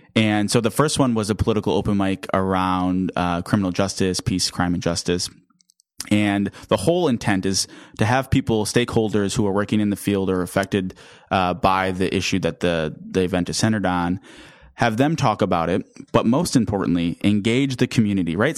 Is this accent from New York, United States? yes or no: no; Racine, Wisconsin, United States; moved away as an adult; also born or lived in Madison, Wisconsin; now in Milwaukee, United States; I'm from Racine, Wisconsin